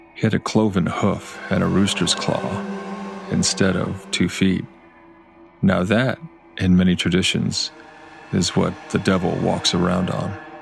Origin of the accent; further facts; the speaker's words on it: South Texas, United States; I grew up in South Texas